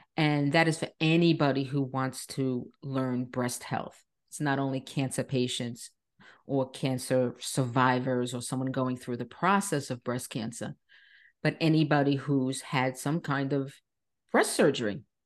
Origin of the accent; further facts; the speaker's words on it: Long Island, New York, United States; moved away as an adult; now in Florida, United States; I was born and raised on Long Island, New York